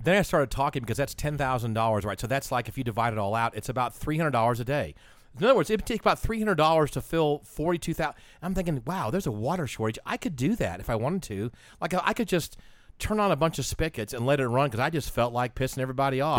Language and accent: English; Atlanta, Georgia, United States; I'm from Atlanta